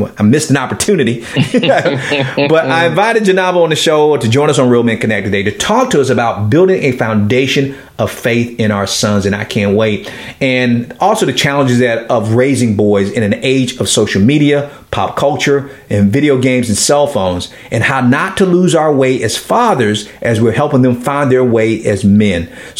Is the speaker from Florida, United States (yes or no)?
yes; Miami, Florida, United States; I'm from the hood in Miami, Florida. I grew up in Liberty City, Miami.